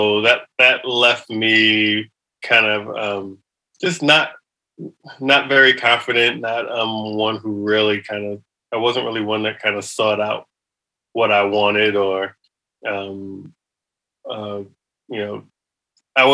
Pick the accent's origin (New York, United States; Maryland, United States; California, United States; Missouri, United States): New York, United States; New York City; I grew up in New York City